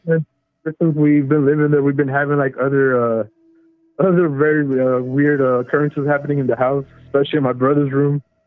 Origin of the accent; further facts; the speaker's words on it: California, United States; I'm from California